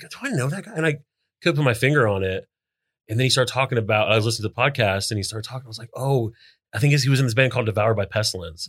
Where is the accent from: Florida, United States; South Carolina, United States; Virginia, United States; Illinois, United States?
Florida, United States; New Smyrna Beach; settled in New Smyrna when I was, like, three